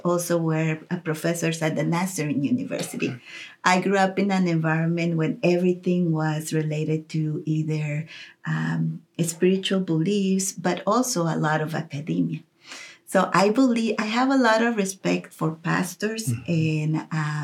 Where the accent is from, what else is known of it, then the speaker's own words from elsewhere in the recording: Costa Rica; moved away as an adult; now in Kansas City, United States; I grew up in Costa Rica